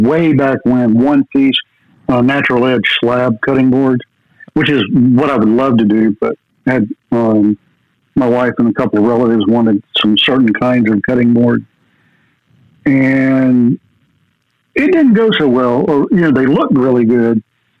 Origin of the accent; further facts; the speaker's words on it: Hope Mills, North Carolina, United States; Hope Mills, North Carolina. It's right next to Fayetteville, which is where Fort Bragg is.